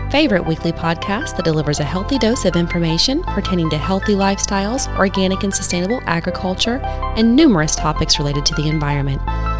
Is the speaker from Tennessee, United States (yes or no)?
yes; Tennessee, United States; also born or lived in Virginia; I didn't grow up in Florida. I grew up in around Tennessee and Virginia